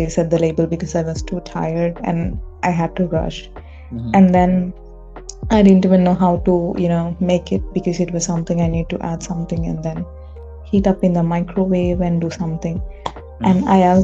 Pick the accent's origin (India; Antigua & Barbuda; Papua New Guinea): India; I'm Indian